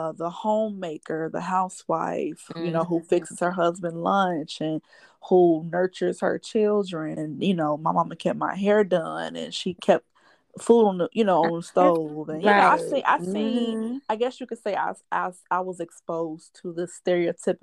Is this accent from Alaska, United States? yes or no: no; Gary, Indiana, United States; moved away; also born or lived in Nashville, Tennessee; growing up in Gary, I grew up in Miller or Etna.